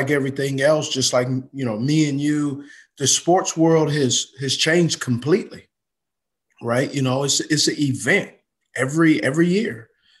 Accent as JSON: {"language": "English", "region": "West Coast", "country": "United States", "tie": "born or raised there", "said": "And so I grew up in the West Coast, and I grew up in a place where you had to dissect, process"}